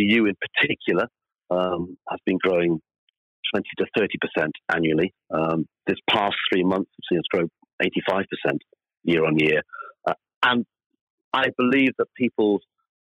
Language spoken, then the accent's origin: English; Wales, United Kingdom; moved away; I'm Welsh originally